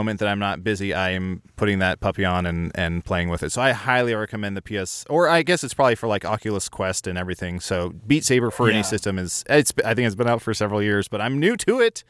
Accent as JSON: {"language": "English", "town": "Liverpool", "region": "North West England", "country": "United Kingdom", "said": "Well, I'm from Liverpool, and I know the song."}